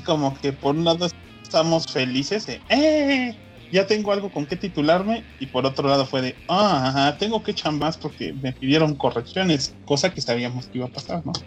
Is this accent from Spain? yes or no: no; Mexico; moved away; estos son de mi tierra, güey. Bueno, no tan de mi tierra